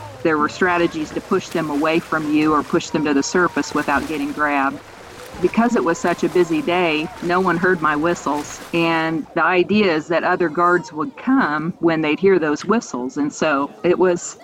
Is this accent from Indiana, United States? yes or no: yes; Indianapolis, Indiana, United States; I am originally from Indianapolis, and I grew up in a family where we did a lot of outdoorsy things